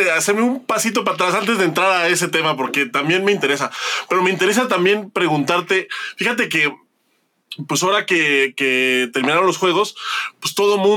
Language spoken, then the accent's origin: Spanish; Mexico